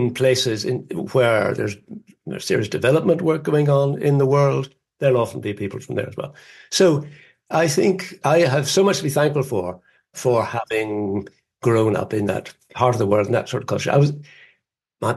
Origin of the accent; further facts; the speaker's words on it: Northern Ireland, United Kingdom; moved away as an adult; also born or lived in England; growing up in Northern Ireland